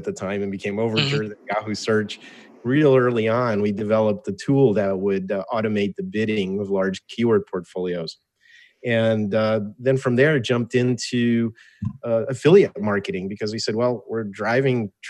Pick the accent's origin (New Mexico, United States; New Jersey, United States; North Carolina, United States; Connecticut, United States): New Jersey, United States; Cherry Hill; first language Russian; English is a second language; moved away as an adult; also born or lived in Albany, New York; now in San Diego, United States; I went to high school in Cherry Hill, New Jersey, outside of Philadelphia.